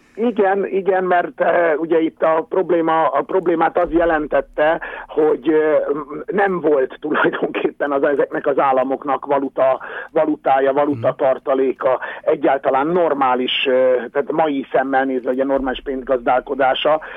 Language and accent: Hungarian; Hungary; mi nálunk nem volt autógyártás